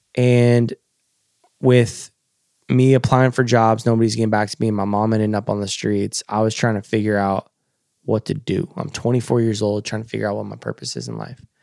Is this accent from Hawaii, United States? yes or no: no; Coos Bay, Oregon, United States; I grew up in Coos Bay, Oregon. It's a little fisherman town on the Oregon coast.